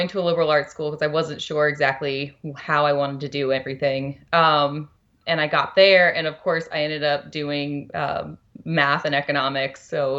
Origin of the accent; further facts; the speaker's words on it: Shreveport, Louisiana, United States; now in Bend, United States; I am from Louisiana, Shreveport, Louisiana, northwest corner.